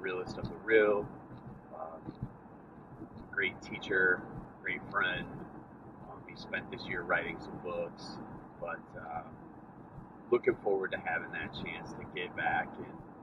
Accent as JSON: {"language": "English", "town": "Cumberland", "region": "Wisconsin", "country": "United States", "tie": "born or raised there", "moved": "yes", "said": "my hometown, to Cumberland, Wisconsin"}